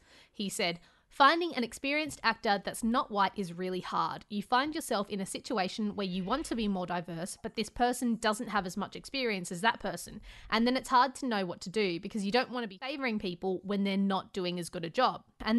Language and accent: English; India; And as an Indian woman, I will continue to give no fucks about him